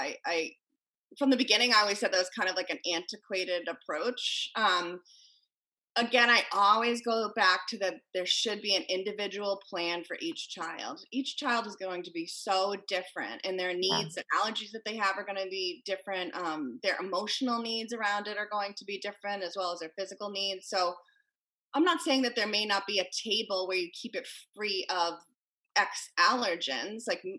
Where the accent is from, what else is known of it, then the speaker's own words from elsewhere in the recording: Connecticut, United States; You know, I come from Connecticut where there were school shootings.